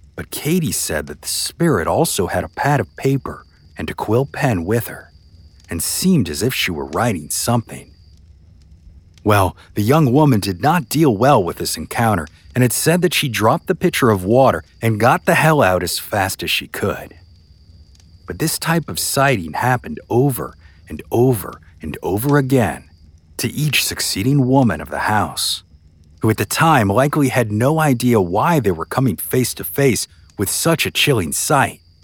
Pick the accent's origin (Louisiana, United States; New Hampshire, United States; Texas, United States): Louisiana, United States; New Orleans; my hometown of New Orleans, Louisiana.